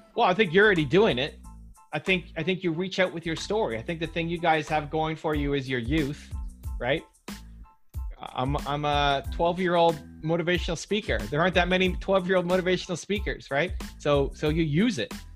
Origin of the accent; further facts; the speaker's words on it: Canada; I'm from Canada